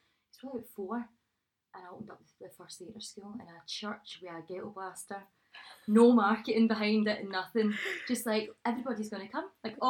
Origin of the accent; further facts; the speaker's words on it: Glasgow, Scotland, United Kingdom; also born or lived in Bishopbriggs; I was born and bred in Maryhill.